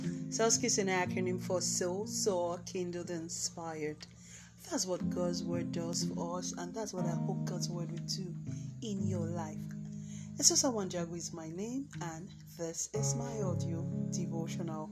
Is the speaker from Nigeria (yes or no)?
yes; Nigeria; my home country, here in Nigeria